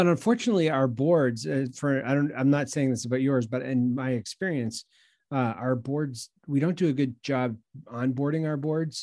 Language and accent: English; New England, United States; also born or lived in Long Island, New York; now in Greenville, United States; I'm from the Northeast. I grew up in New England and, uh, did a decade or so on Long Island, New York